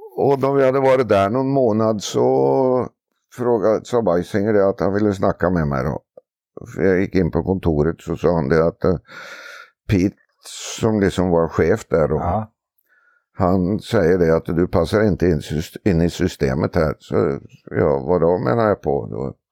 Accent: Oslo, Norway; moved away as an adult; Jag är från Oslo från början och eh, växte upp innanför staketet på travbanan faktiskt

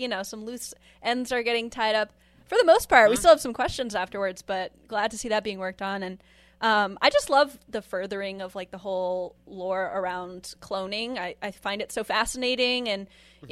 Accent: Maine, United States; my hometown

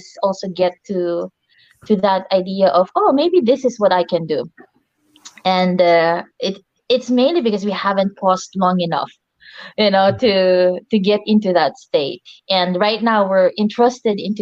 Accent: Philippines; moved away; I'm originally from the Philippines

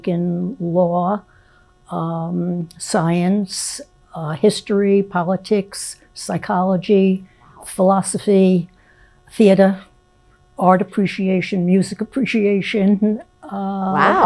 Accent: New York City, New York, United States; now in New Jersey, United States; originally I'm from Brooklyn, New York, but I've lived in New Jersey since 1963

